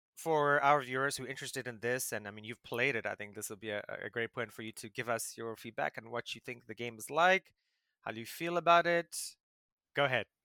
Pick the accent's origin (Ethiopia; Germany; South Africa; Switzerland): South Africa; as a South African